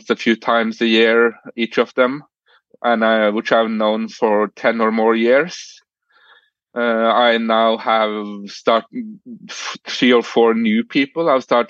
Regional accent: Norway; English is a second language; We start learning English at the age of 10 here.

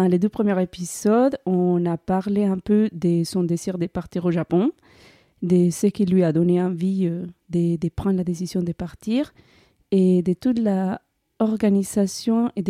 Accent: Colombia; now in France; Je suis Catherine et en 2017, j'ai quitté la Colombie pour venir en France.

